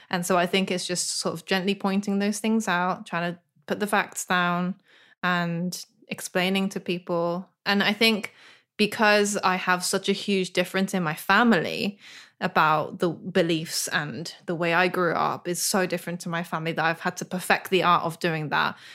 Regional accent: United Kingdom; I'm British too.

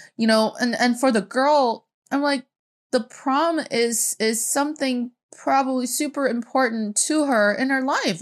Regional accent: Northeast China, China; I grew up in China

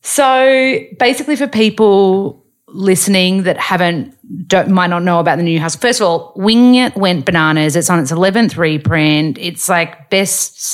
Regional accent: Australia; moved away; as an Australian woman

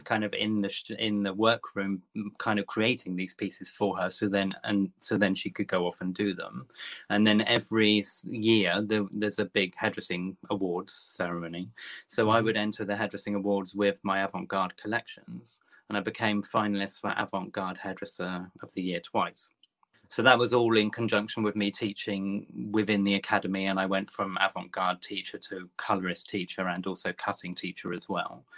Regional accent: Topsham, South West England, United Kingdom; now in London, United Kingdom; I've been in London 25 years, but I'm originally from Devon. Uh, okay, little, little um, kind of estuary village called Topsham, just outside Exeter

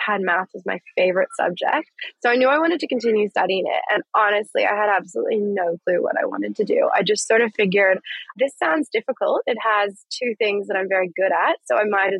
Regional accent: Dallas, Texas, United States; moved away as an adult; also born or lived in Los Angeles, California; now in Brisbane, Australia; I'm from Dallas, Texas originally

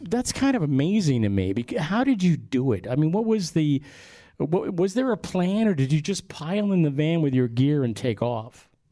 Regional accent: Long Island, New York, United States; we're from Long Island, 45 miles due east of Manhattan

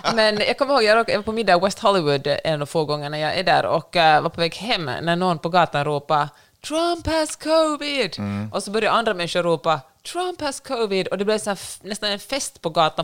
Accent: Finland; jag har vuxit upp i Finland

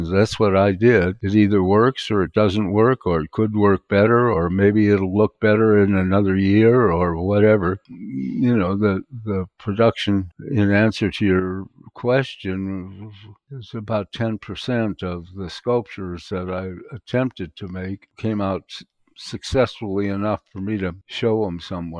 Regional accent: Venice Beach, California, United States; also born or lived in New York; which convinced me I am not a New Yorker. I wanted to get back to Venice Beach and where I came from and be around my friends and so on.

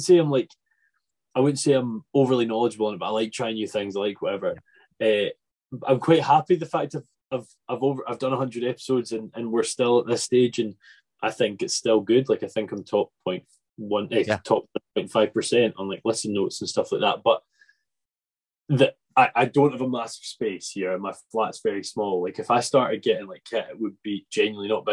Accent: Arran, Scotland, United Kingdom; moved away; I'm from Arran. I don't live on Arran, but I'm from Arran

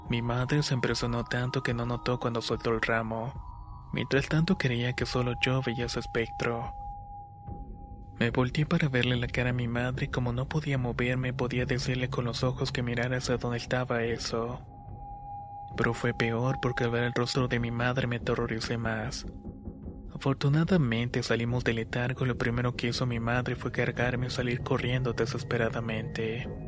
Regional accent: Córdoba, Argentina; soy de Córdoba, Argentina.

